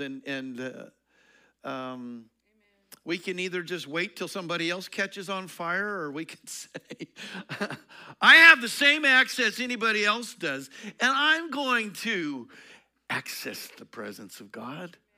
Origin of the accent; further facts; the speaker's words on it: Eastern Colorado, United States; I grew up in Eastern Colorado.